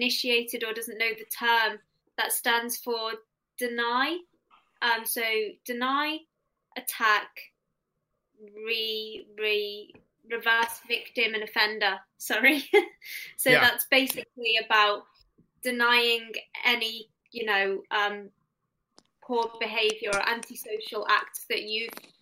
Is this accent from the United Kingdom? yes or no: yes; United Kingdom; we're too British